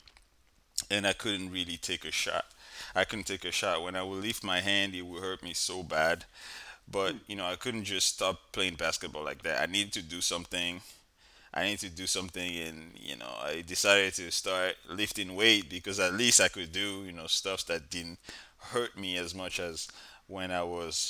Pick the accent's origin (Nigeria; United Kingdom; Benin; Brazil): Benin; now in United States; I'm from West Africa, Benin.